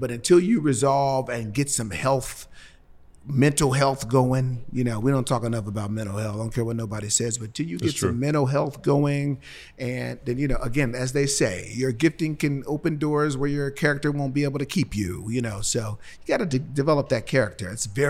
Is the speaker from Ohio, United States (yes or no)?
yes; Cincinnati, Ohio, United States; I'm from Cincinnati. What is it? It's only two chili chains there, Gold Star and Skyline.